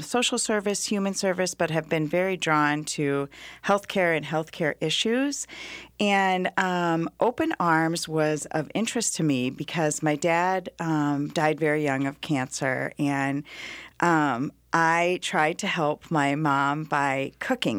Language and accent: English; Iowa, United States; moved away as an adult; now in Twin Cities, United States; I'm from Iowa.